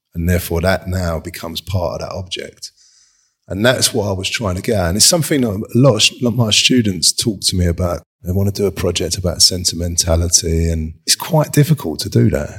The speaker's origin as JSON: {"language": "English", "region": "London", "country": "United Kingdom", "tie": "born or raised there", "said": "I grew up in Kings and Road, like, in Dalston with two brothers"}